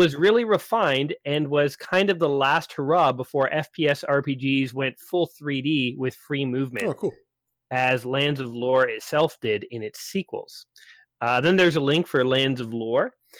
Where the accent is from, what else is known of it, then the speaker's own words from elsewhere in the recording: Canada; Well, I am Canadian, so we say things differently.